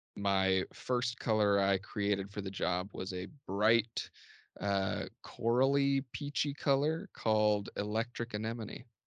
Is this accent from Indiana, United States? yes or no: yes; Columbus, Indiana, United States; my hometown Columbus, Indiana, as boring. I think it's a really cool small town, uh, especially for Southern Indiana